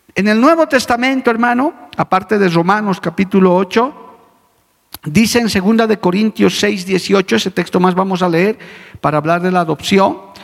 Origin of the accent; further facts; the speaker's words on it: Bolivia; como boliviano que soy, conjunto con mis compatriotas